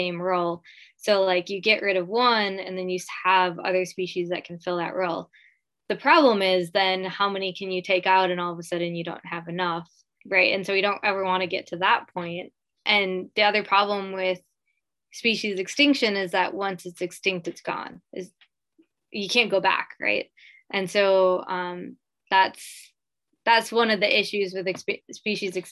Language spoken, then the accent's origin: English; Midwest, United States; now in Hawaii, United States; growing up in the Midwest